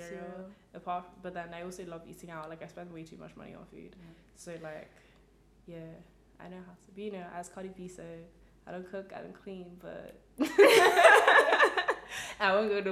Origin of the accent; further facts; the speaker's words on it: England, United Kingdom; I grew up in England my whole life